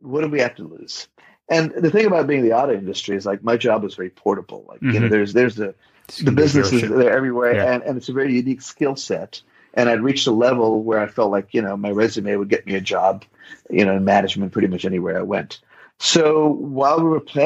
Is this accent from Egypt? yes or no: no; India; also born or lived in Bay Area, California / Western North Carolina; now in North Carolina, United States; adopting this beautiful baby girl from an orphanage in my hometown where I grew up.